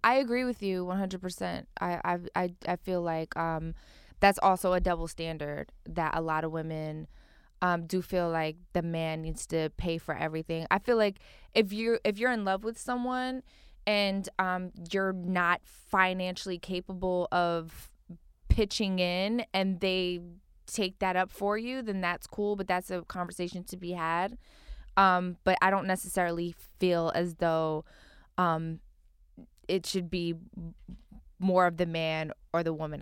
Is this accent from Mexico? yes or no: no; Philadelphia, Pennsylvania, United States; now in Los Angeles, United States; I grew up in Philly, and I grew up with, like, a K Verdi and Mom.